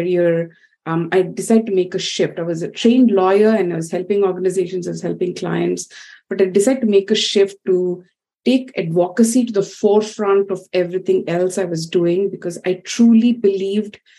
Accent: India; growing up in India, which is really, they say it's a country of multiple centuries at once

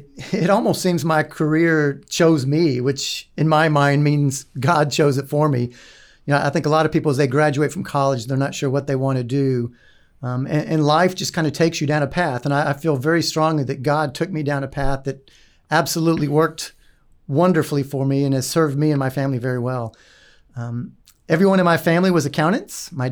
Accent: Dallas, Texas, United States; also born or lived in Odessa / Winnemucca / Wichita / Brownwood; I was born in Odessa, Texas, and then my parents moved to Winnemucca, Nevada. How about that?

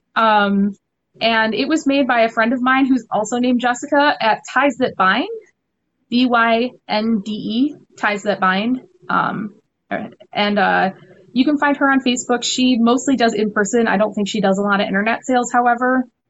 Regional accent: Detroit, Michigan, United States; here in Detroit, uh, which is where I'm actually from originally

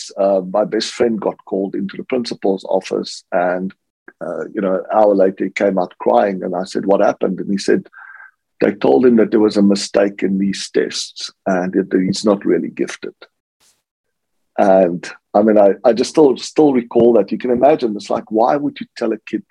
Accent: South Africa; I grew up in South Africa

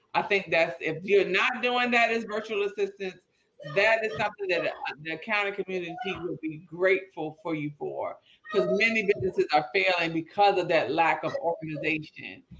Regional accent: Petersburg, United States; growing up in Petersburg

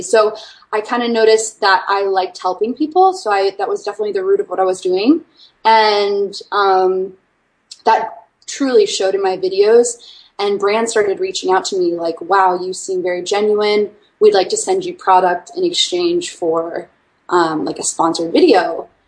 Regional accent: Washington, District of Columbia, United States; moved away as an adult; also born or lived in Arkansas; am originally from Washington D.C. area

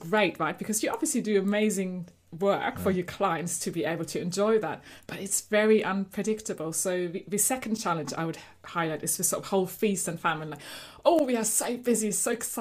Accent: Germany; accent: German; moved away; So you might have guessed by my accent, I'm actually originally from Germany

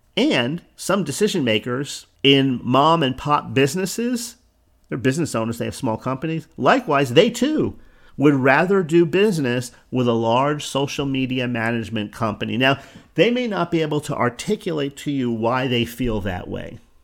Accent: New Jersey, United States; now in Florida, United States; I'm from New Jersey, resettled in Florida

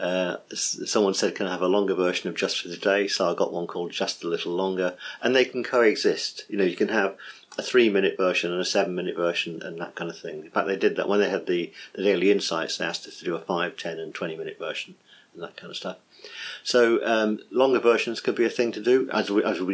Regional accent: England, United Kingdom; I'm English, so some Americans might find my accent hard to find

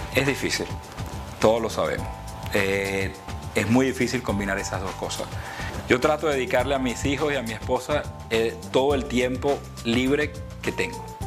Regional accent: Puerto Ordaz, Bolívar, Venezuela; moved away as an adult; also born or lived in Maturín, Venezuela / Greensboro, North Carolina, United States; now in United States; Nací en un pueblo del el sureste de Venezuela llamado Maturín, pero me criaron al sur de Venezuela, en Puerto Ordaz.

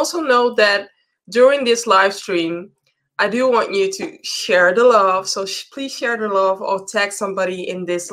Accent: Amsterdam, North Holland, Netherlands; Amsterdam, the city where I'm from

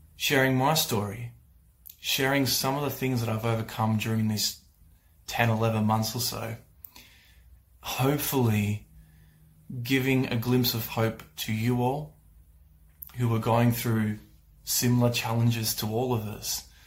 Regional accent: Australia; I'm from Australia

